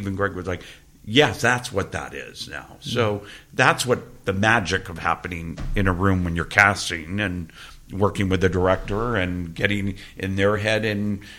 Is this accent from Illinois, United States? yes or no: no; Georgia, United States; born or raised there